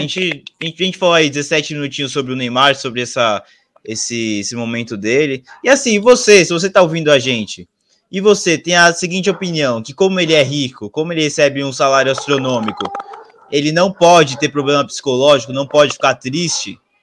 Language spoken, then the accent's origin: Portuguese; Brazil; a gente como é, brasileiro